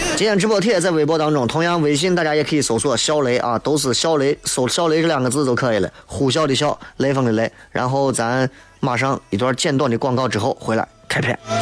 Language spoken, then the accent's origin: Chinese; Xi'an, Shaanxi, China; 作为一个陕西人，作为一个西安人